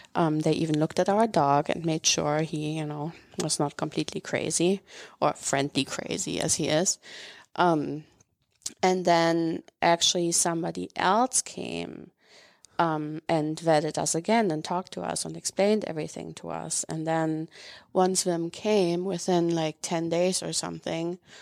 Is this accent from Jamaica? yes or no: no; Northern Germany, Germany; moved away as an adult; I grew up in Germany